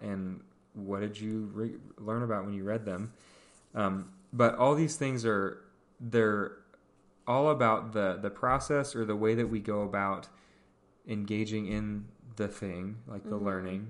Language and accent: English; Pacific Northwest, United States; so I grew up in the Northwest, and there's lots of cougars.